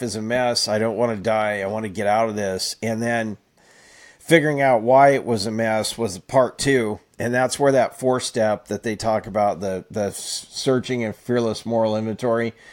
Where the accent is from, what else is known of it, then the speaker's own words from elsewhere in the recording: Fresno, California, United States; most of my childhood, or at least when I was a teenager on up, was in Fresno.